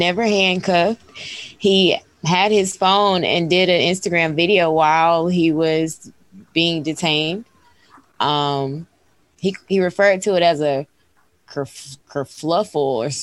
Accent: New York, United States; I'm from New York

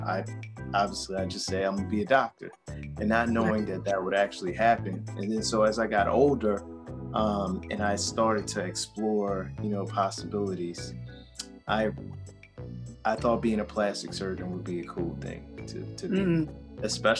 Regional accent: New Orleans, Louisiana, United States; now in Atlanta, United States; I am originally from New Orleans, Louisiana. Hey. I'm now here in Atlanta

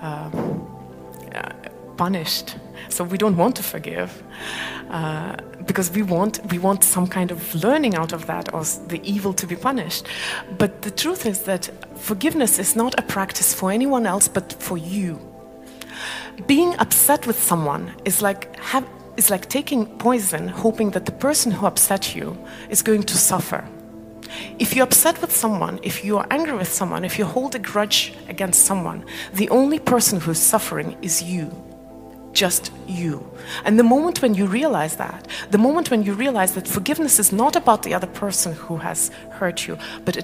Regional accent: Malaysia; moved away; also born or lived in Estonia; I come from Malaysia, we don't have seasons there

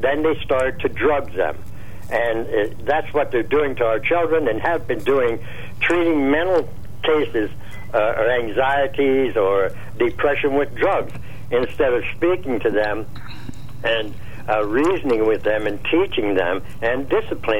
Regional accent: Laurelton, Pennsylvania, United States; I was born and raised in Laurelton

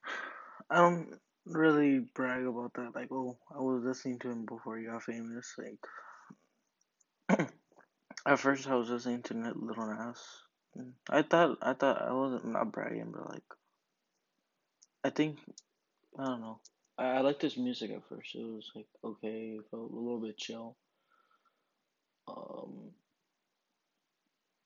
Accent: Harlingen, Texas, United States; my hometown, Harlingen

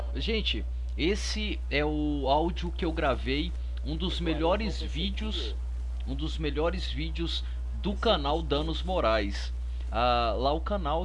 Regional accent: Várzea da Palma, Minas Gerais, Brazil; moved away; eu sou do norte de Minas. Sou do norte de Minas, uma cidade ali perto de Montes Claros. E se chama Várzea da Palma

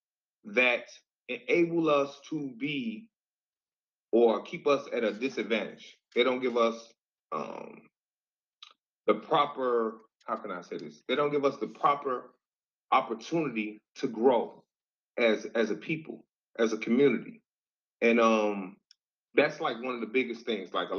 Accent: United States; also born or lived in Detroit; I grew up in the Washington Park neighborhood.

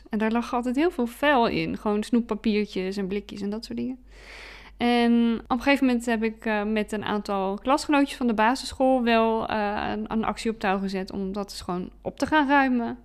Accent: Bergen op Zoom, North Brabant, Netherlands; born there; now in Breda, Netherlands; Ik ben nog 38 en ik ben geboren in Berg op Zoom. Nu dan in Breda. Ik ben wel echt een West-Brabantse.

